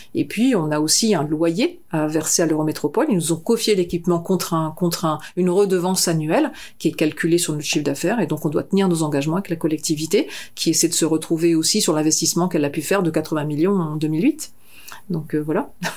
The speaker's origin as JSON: {"language": "French", "town": "Lille", "region": "Hauts-de-France", "country": "France", "tie": "born or raised there", "also_born_or_lived": "Picardy / Lyon / Saint-Quentin / Belfort", "moved": "yes", "lives_now": "Strasbourg, France", "said": "je suis née à Lille. J'ai grandi à Lille. Je suis, une, une ch'timi, pure, souche. et euh, j'ai grandi en Picardie"}